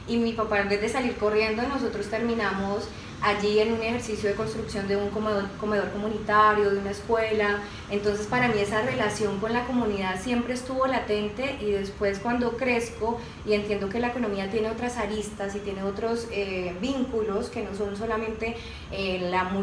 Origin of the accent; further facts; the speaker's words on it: Cali, Valle del Cauca, Colombia; now in Bogotá, Colombia; yo soy caleña, pero vivía hace muchos años en Bogotá.